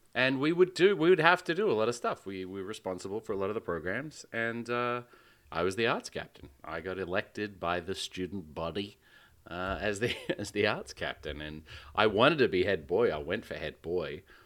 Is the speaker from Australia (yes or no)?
yes; Western Australia, Australia; the only art gallery and museum in my home state, the Art Gallery